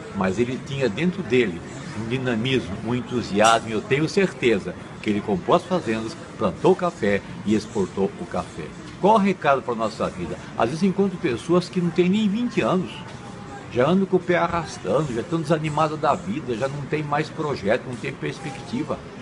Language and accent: Portuguese; Itapeva, São Paulo, Brazil; o interior onde eu morava, Itapeva